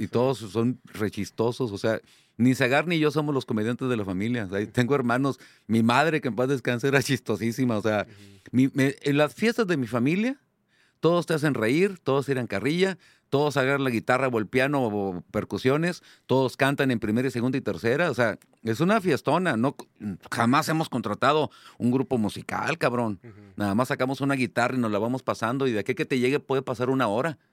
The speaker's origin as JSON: {"language": "Spanish", "town": "Monterrey", "region": "Nuevo León", "country": "Mexico", "said": "Yo soy aquel comediante regiomontano de 200 kilos con cara de niño"}